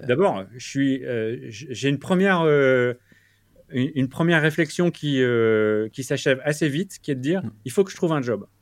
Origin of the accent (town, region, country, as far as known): France; moved away as an adult; also born or lived in Lille / Paris; now in New York, United States